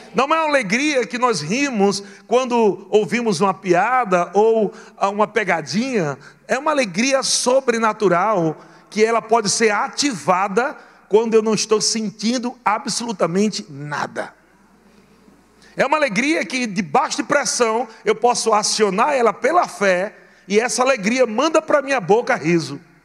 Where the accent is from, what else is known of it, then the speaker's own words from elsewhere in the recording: Natal, Rio Grande do Norte, Brazil; fui criado meu largado, lá em Natal, Rio Grande do Norte